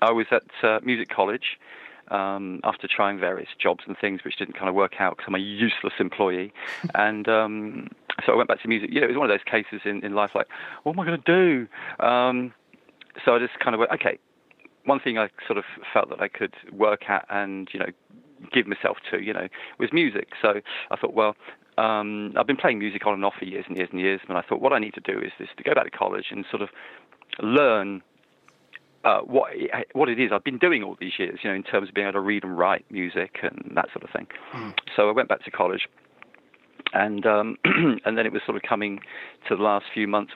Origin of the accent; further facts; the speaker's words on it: Wimborne Minster, South West England, United Kingdom; I'm calling from my hometown. I live near a little Minster. You don't get many Minsters in this country anymore, but it's called Wimborne Minster, which is in southeast Dorset on the south coast of England.